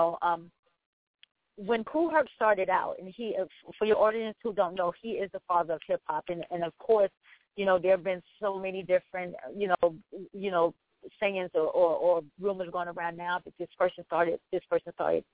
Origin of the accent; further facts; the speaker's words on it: New York City, New York, United States; I am originally from the South Bronx